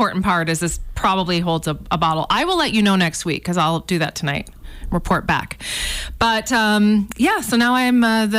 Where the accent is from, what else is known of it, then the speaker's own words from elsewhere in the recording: Canada; As a Canadian